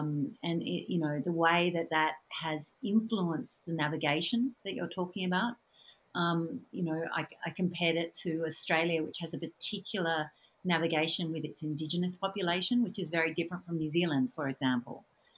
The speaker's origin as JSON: {"language": "English", "country": "United States", "tie": "born there", "said": "even though I was born in America, I spent so much time away. And when I came back to live in America, I really noticed the difference"}